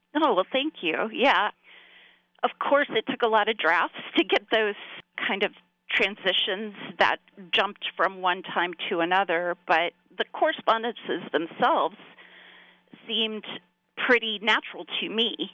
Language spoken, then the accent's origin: English; South Carolina, United States; now in Pennsylvania, United States; growing up in South Carolina